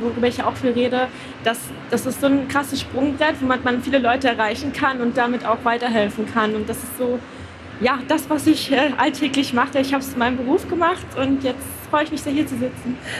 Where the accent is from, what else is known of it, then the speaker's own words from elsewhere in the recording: Rostock, Mecklenburg-Vorpommern, Germany; Also ich komme aus Rostock, das ist in Mecklenburg-Vorpommern